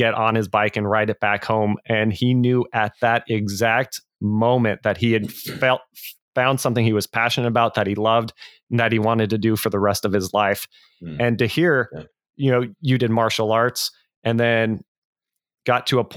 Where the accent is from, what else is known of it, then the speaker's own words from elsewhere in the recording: United States; being an American